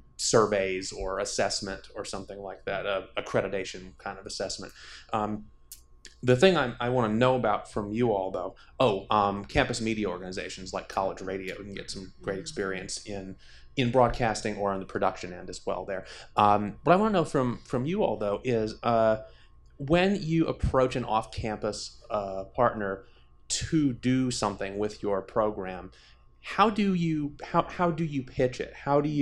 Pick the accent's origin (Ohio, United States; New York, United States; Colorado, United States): New York, United States; Syracuse; I'm from Syracuse.